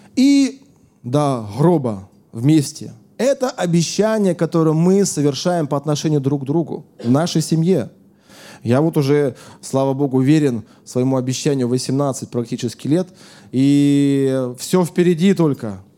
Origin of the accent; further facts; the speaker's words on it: Siberia, Russia; moved away as an adult; now in Moscow, Russia; когда я э, жил еще в Сибири, я сам из Сибири